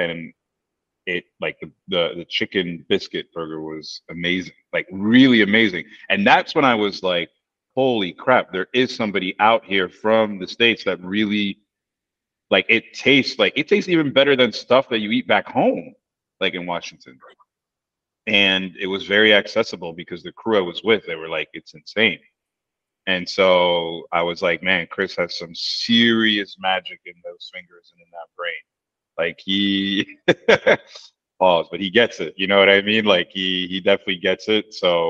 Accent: Paris, Île-de-France, France; born there; I mean, I was born in Paris, and I moved back to Paris

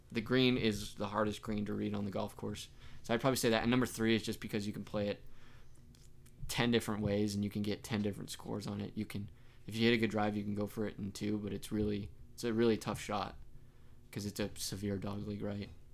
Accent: Pueblo, Colorado, United States; growing up in Pueblo, we put green chilies on everything

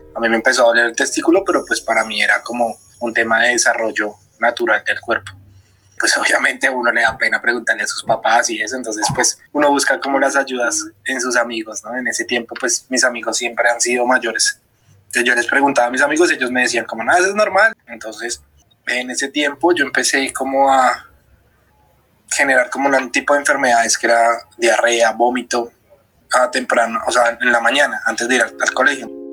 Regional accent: Bogotá, Colombia; soy de Bogotá

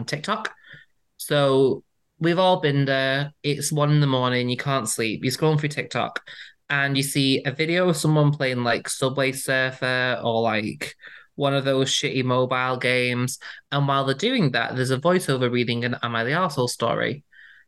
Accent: United Kingdom; I'm British. That's how we say it here

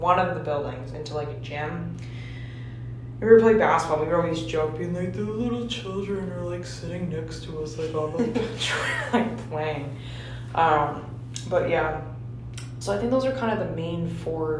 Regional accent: Fairfield, Connecticut, United States; in Connecticut is, in my hometown, there's Penfield Lighthouse

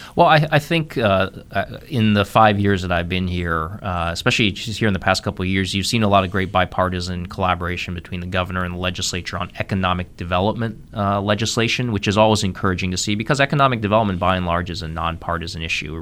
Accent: Columbus, Ohio, United States; moved away as an adult; also born or lived in Missouri; now in North Carolina, United States; I'm a native of Ohio, born and raised in Columbus, Ohio. Spent my first thirty years there

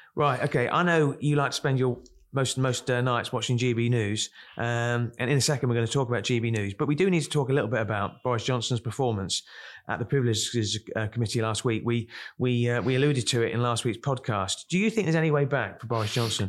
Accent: Kent, South East England, United Kingdom; I come from Kent, and, uh, we used to go to Margate on a Saturday

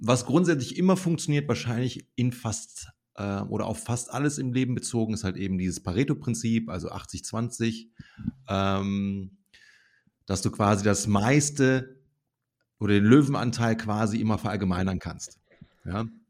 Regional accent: Bergisches Land, North Rhine-Westphalia, Germany; da, wo ich herkomme aus dem Bergischen Land

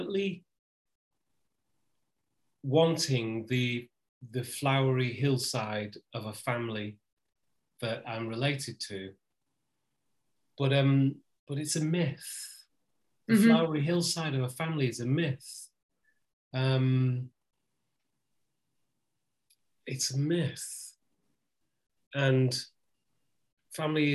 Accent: the north of England, United Kingdom; I'm from the north of England

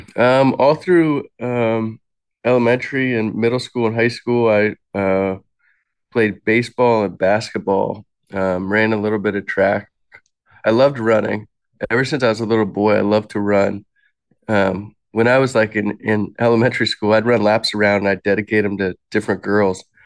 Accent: Alexandria, Virginia, United States; moved away; I was born in Alexandria, Virginia, in nineteen eighty-seven

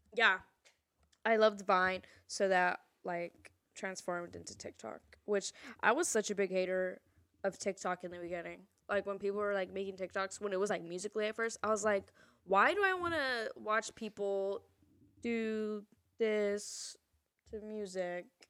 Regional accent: San Antonio, Texas, United States; moved away as an adult; now in California, United States; I'm from San Antonio, Texas

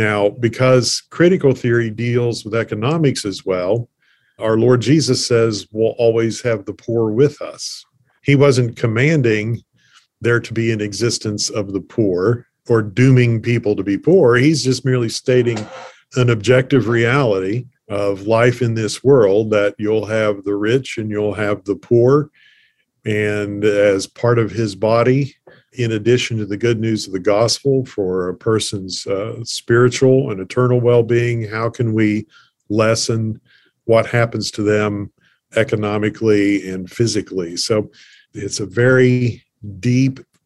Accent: Appalachia, United States; being an Appalachian

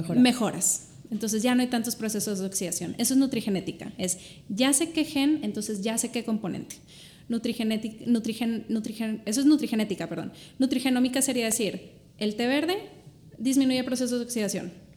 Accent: Monterrey, Nuevo León, Mexico; soy de Monterrey yo

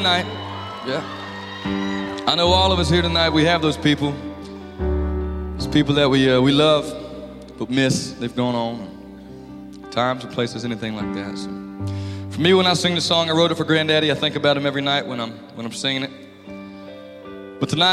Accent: Raleigh, North Carolina, United States; where I grew up in Raleigh

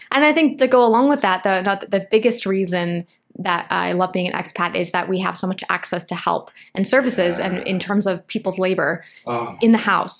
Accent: Michigan, United States; also born or lived in Los Angeles, United States; now in Medellín, Colombia; I grew up in Michigan.

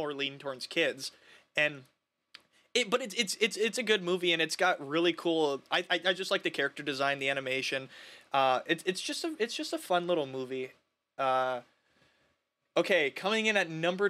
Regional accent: Minnesota, United States; We have Snoopy Land at Valley Fair in Minnesota

